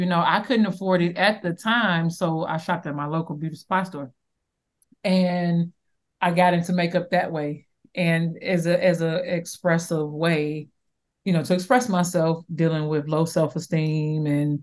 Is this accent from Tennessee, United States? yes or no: no; Chicago, Illinois, United States; I'm from Chicago, Southside, of Chicago. And I grew up on the Magnificent Mile